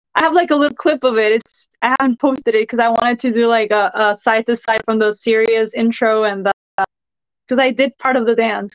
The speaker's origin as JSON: {"language": "English", "town": "San Juan", "country": "Puerto Rico", "said": "I'm from Santurce."}